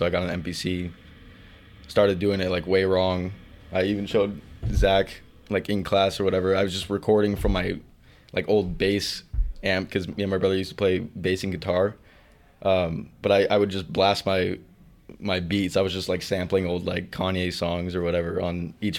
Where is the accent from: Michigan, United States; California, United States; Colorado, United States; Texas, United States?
California, United States; Gilroy; Grew up in Gilroy, California